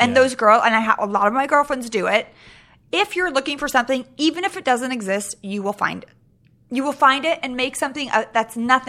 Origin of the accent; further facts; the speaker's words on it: Sacramento, California, United States; also born or lived in Europe; now in Los Angeles, United States; I'm from Sacramento, Northern California.